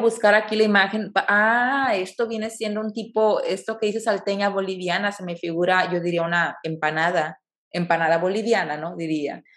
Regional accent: Mexico; como mexicano

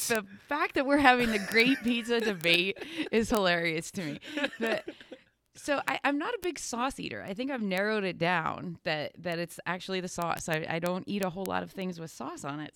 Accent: Danville, Pennsylvania, United States; I grew up in Danville

